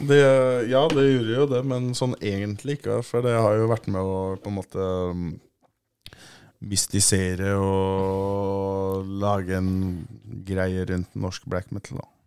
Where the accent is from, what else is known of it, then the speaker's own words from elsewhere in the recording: Oslo, Norway; Jeg er fra Ammerud